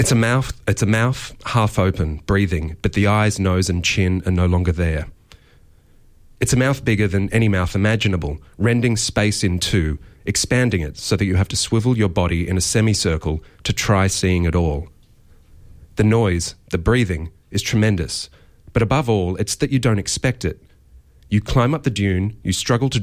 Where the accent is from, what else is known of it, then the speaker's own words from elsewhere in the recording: south coast of New South Wales, Australia; as someone who grew up on the south coast of New South Wales